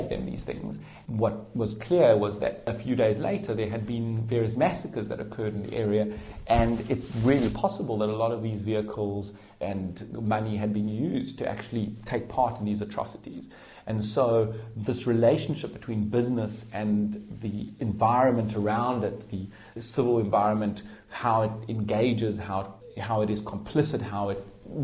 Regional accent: South Africa; I grew up in South Africa during the apartheid system

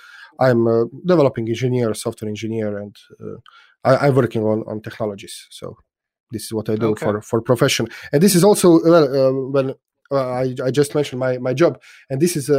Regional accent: Split, Split-Dalmatia County, Croatia; yes, and Split is my hometown. I was born in Split, although I don't live in Split. So my parents are there. So when I go to Split, it's I'm home.

